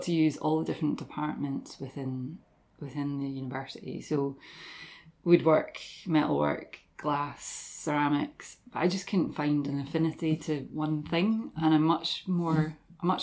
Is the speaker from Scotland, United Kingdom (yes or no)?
yes; Dundee, Scotland, United Kingdom; also born or lived in Aberdeen; I grew up in Dundee, originally from here, from Stubswell, Stobie area